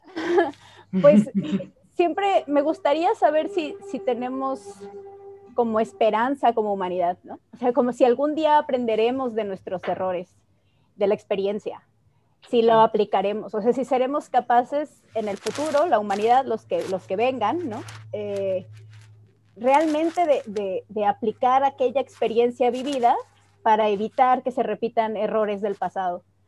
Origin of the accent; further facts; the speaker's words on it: Mexico; first language Spanish; nosotras tres nacimos en México sin una decisión propia